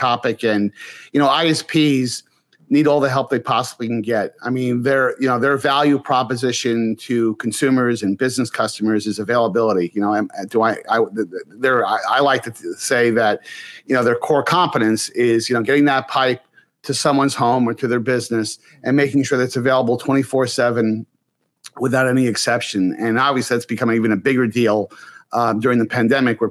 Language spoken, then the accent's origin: English; New York area, United States; I grew up in the New York area